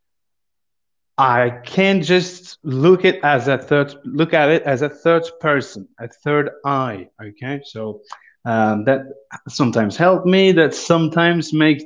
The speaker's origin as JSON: {"language": "English", "region": "Istanbul", "country": "Turkey", "tie": "born or raised there", "also_born_or_lived": "Manisa, Turkey", "moved": "as an adult", "lives_now": "Athens, Greece", "said": "I grew up in Istanbul, and I've been living in Athens for the last 3 years."}